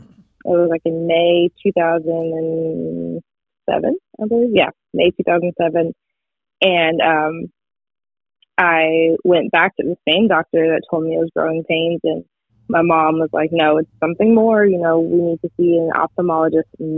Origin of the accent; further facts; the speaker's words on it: Texas, United States; I am from Texas